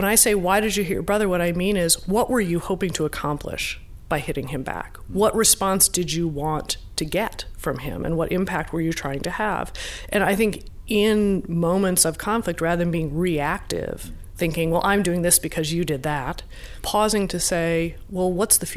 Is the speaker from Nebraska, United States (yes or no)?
yes; Nebraska, United States; also born or lived in Iowa; I grew up in Nebraska and Iowa in the evangelical church.